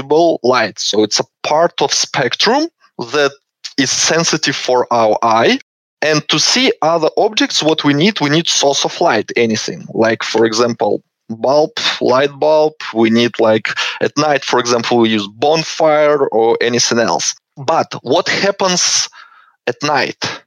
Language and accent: English; Belarus; moved away as an adult; now in Canberra, Australia; originally I'm from Belarus, and I finished my university master degree in Belarus in physics department